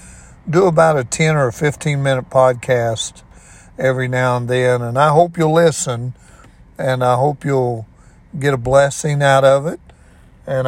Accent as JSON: {"language": "English", "town": "Ona", "region": "West Virginia", "country": "United States", "tie": "born or raised there", "said": "I was raised on Fudges Creek Road in Ona, West Virginia, most all of my life"}